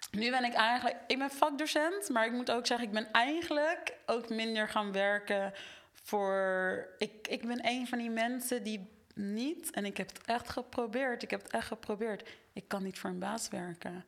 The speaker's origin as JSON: {"language": "Dutch", "country": "Netherlands", "tie": "born or raised there", "said": "ik ben opgegroeid in Nederland"}